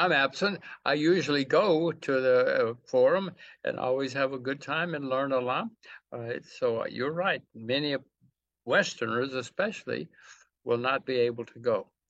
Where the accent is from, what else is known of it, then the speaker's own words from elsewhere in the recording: United States; I'm an American